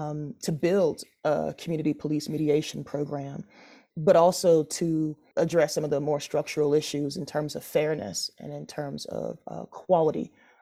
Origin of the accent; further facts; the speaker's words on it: Denver, Colorado, United States; I grew up in Denver, in Park Hill, and then moved out to Southeast Denver in the Tech Center in Greenwood Village.